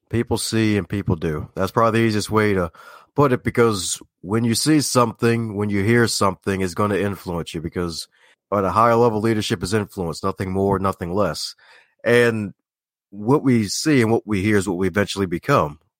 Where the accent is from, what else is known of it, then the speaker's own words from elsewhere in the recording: Baltimore, Maryland, United States; Like, you don't sound like you're from Baltimore. Well, that's kind of not true, but true at the same time because a lot of folks from Baltimore don't put the T in there.